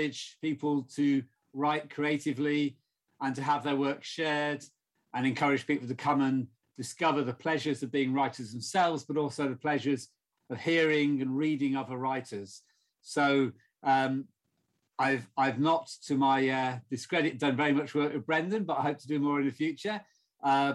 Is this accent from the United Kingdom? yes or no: yes; south of England, United Kingdom; I'm not from the Black Country. In fact, I'm from the south of England, although my family are from the northwest, Liverpool